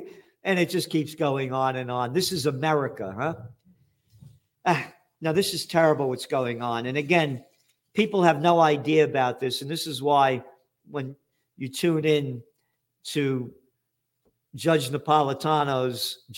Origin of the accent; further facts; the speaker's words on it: United States; Because I'm an American and I'm a patriot.